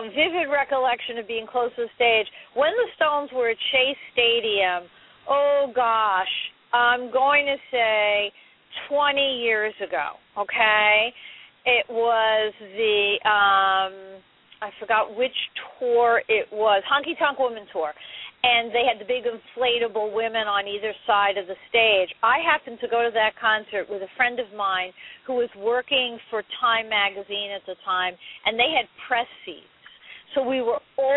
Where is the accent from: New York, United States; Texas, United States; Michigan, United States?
New York, United States; New York City; I grew up in Manhattan, and in Manhattan you don't have cars